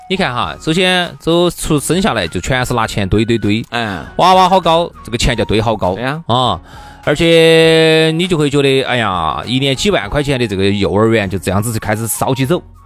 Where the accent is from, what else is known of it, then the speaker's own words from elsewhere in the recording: China; 我们中国人